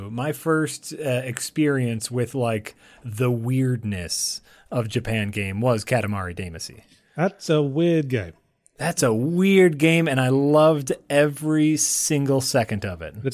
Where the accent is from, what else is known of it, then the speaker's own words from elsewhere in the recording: United Kingdom; being you know growing up in the uh, in Britain, where where like we we're very open and free outwardly